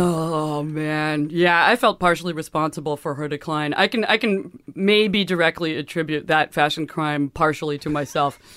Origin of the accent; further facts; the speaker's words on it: San Francisco, California, United States; also born or lived in Chico, California; growing up in San Francisco